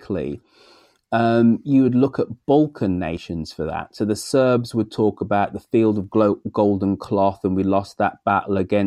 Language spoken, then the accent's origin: English; England, United Kingdom; us as English people.